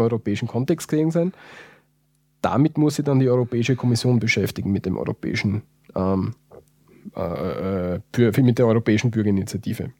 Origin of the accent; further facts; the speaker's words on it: Austria; wir als Österreicher